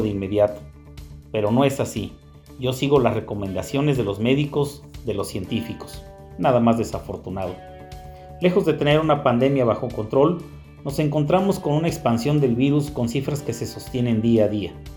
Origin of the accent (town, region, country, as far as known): Mexico